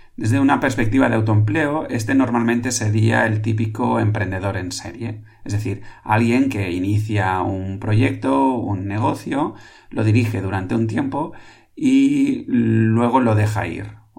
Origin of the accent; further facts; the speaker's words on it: Catalonia, Spain; aquí en Cataluña, en mi tierra